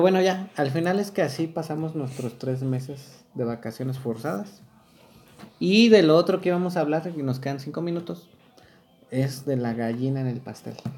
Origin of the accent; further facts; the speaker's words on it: Chalco, State of Mexico, Mexico; now in Querétaro, Mexico; Yo, bueno, yo chilango, porque chilango, este, bueno, ni chilango, o sea, nací en Chalco.